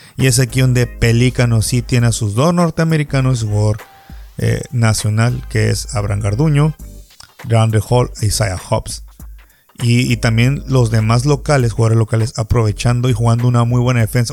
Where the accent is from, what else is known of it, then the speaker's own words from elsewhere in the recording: Baja California Sur, Mexico; Me gusta ver básquetbol en mi tierra